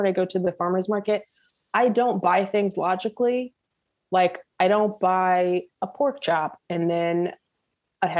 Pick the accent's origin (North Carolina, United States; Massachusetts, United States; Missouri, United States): Missouri, United States; St. Louis; I'm from St. Louis